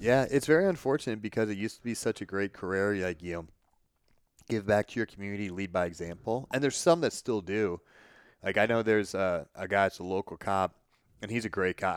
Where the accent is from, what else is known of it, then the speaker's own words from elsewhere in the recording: Illinois, United States; my hometown